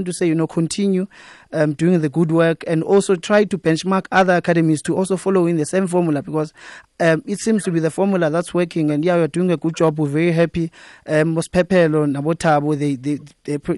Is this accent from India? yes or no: no; South Africa; as a South African